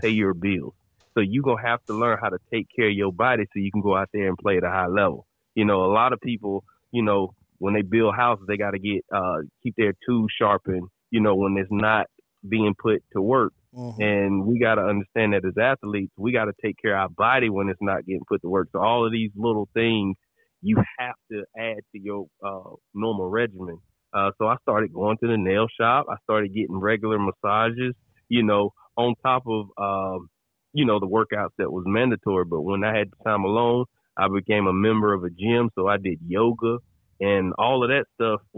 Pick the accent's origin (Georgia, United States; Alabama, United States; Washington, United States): Georgia, United States; Toccoa; I'm from Tocoa, Georgia